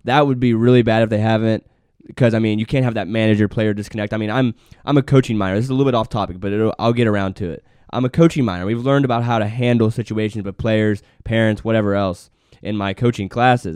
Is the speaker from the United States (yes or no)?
yes; West Virginia, United States; Us two West Virginia kids